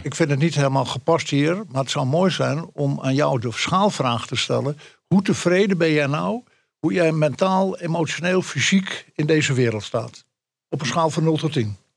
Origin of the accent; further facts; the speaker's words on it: Friesland, Netherlands; echte Fries